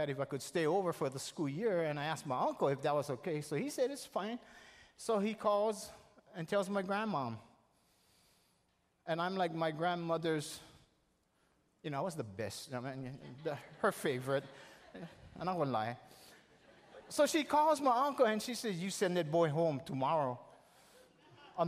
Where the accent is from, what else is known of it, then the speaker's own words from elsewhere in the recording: the Big Island, Hawaii, United States; I'm visiting from the Big Island, and I'll be going back after summer.